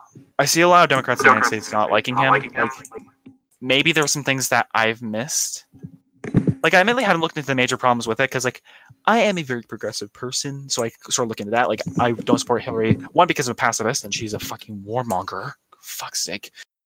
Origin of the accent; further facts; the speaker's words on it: Canada; Like, I'm Canadian, right?